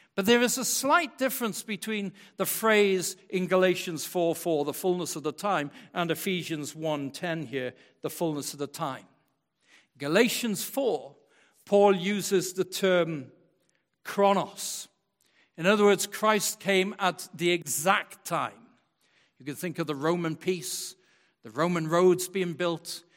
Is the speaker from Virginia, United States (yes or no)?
no; West Michigan, United States; I was born and brought up in West Michigan in the church, in West Michigan